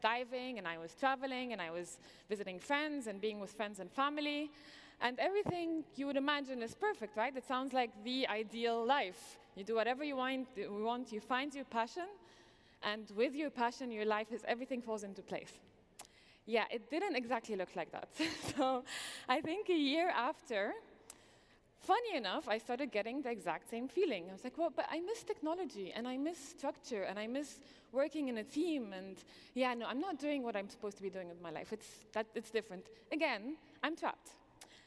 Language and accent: English; Egypt; moved away as an adult; also born or lived in New York / London; I am originally Egyptian, born and raised in Egypt